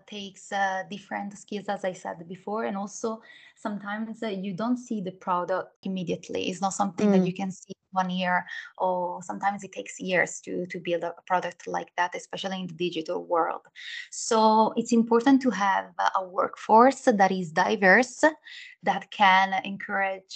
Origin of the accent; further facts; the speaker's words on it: Milan, Lombardy, Italy; English is a second language; moved away; as you can hear maybe from a little bit of accent, I was born in Italy, in Milan, where I studied communication science, media and languages.